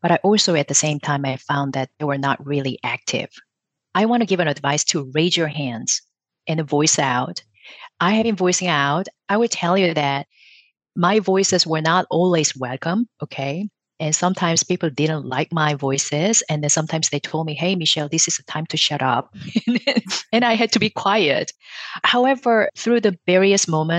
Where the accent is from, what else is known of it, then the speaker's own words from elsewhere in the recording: South Korea; moved away; I grew up in South Korea with my mom